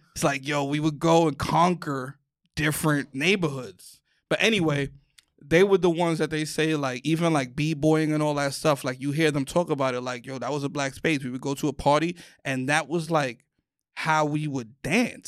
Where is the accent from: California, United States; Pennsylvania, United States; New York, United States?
New York, United States; New York City; moved away; I'm from the mecca